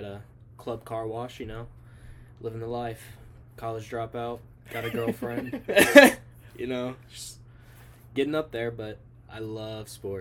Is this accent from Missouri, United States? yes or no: yes; St. Louis, Missouri, United States; Born and raised in St. Louis